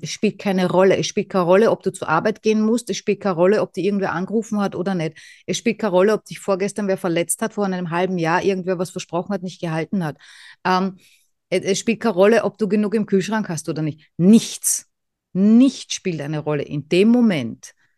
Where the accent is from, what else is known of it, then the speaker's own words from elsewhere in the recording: Vienna, Austria; ich komme aus Wien